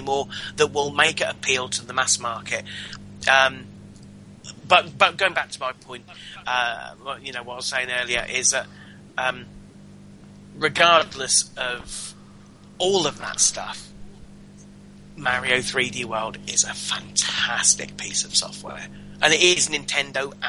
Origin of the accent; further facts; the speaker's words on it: England, United Kingdom; we're English